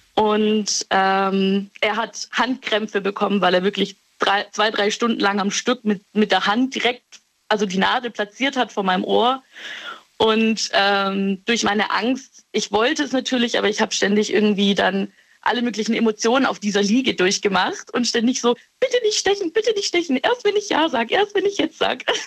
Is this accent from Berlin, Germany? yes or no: no; Stuttgart, Baden-Württemberg, Germany; Ich komme aus Stuttgart